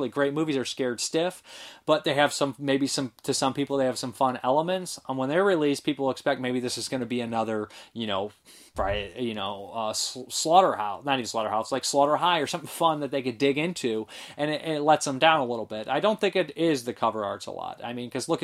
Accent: Toledo, Ohio, United States; I grew up in Toledo, Ohio

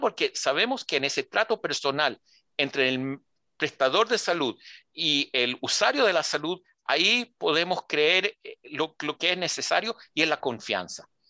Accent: Israel; also born or lived in Santiago, Chile; Nací en, Santiago, nací en Santiago de Chile, en Ñuñoa. El, Instituto Hebreo de Macul, ahí fui a Quita Aleph. Eh, mis padres se hicieron aliada el 72 eh, y yo crecí en Israel

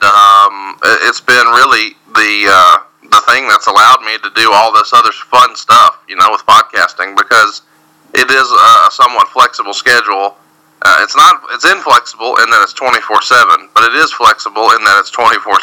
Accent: Prattville, Alabama, United States; also born or lived in Montgomery, Alabama / Guntersville, Alabama; now in Huntsville, United States; I grew up in Prattville, Alabama, which is a suburb of there.

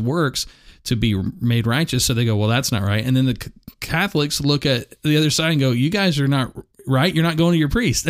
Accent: United States; I'm an American

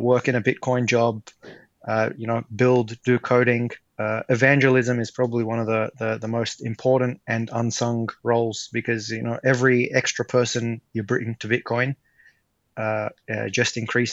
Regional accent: Australia; I grew up in Australia

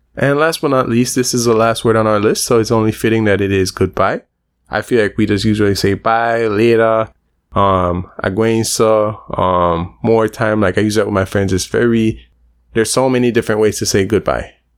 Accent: Belize; There's also a lot of Spanish speakers and Belize based on our geographic location

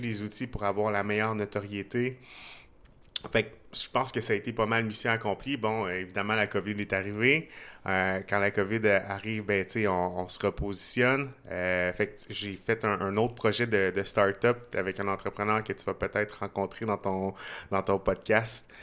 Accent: Trois-Rivières, Quebec, Canada; now in Montreal, Canada; je suis né à Montréal, j'ai grandi à Trois-Rivières, je suis resté pendant 10 euh, ans à peu près à Québec

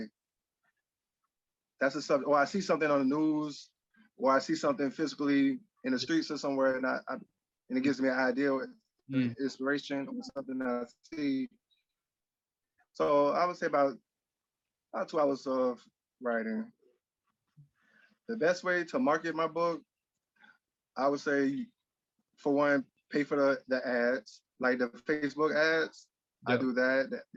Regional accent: Miami, Florida, United States; I was born and raised in Miami, Florida

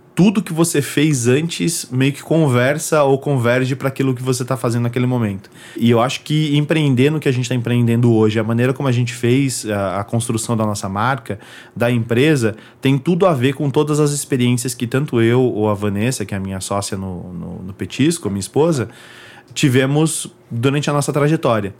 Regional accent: São Paulo, Brazil; moved away as an adult; also born or lived in Floresta, Pernambuco, Brazil; now in New York, United States; eu cresci em São Paulo, a minha infância inteira foi em São Paulo

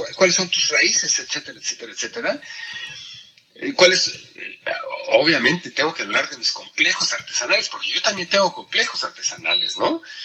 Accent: Mexico; first language Spanish; moved away as an adult; now in Austria; yo soy mexicano

